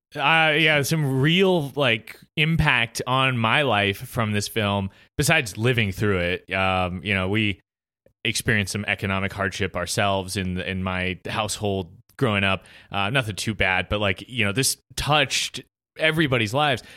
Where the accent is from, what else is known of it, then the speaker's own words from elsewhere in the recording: United States; as an American